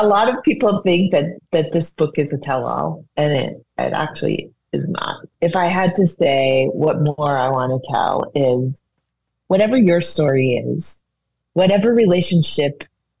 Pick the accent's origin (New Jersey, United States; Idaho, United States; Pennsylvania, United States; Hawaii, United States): Hawaii, United States; moved away; also born or lived in New Orleans; I'm from Hawaii, which is an island and a tropical paradise